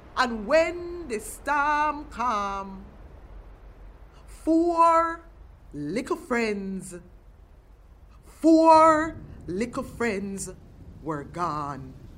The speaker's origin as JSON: {"language": "English", "country": "Jamaica", "tie": "born or raised there", "moved": "yes", "lives_now": "Canada", "said": "an African, born and raised in Jamaica and on Turtle Island"}